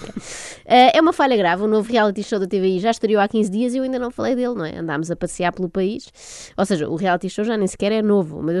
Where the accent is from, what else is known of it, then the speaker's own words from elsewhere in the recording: Vilamoura, Faro, Portugal; tenho 26 anos e sou de Vila Moura.